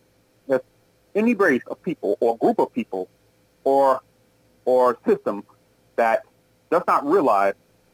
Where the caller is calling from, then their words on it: Milwaukee, Wisconsin, United States; calling from Milwaukee.